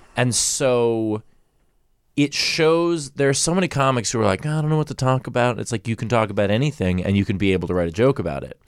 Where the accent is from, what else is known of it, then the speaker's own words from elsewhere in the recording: New York City, New York, United States; I grew up in Queens